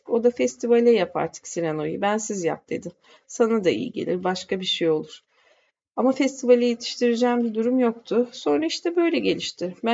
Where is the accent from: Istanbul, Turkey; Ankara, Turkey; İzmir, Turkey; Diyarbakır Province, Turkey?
Ankara, Turkey; born there; Şöyle var, ben Ankara doğumluyum. Biliyorsunuz Ankara'nın seyircisi güzeldir.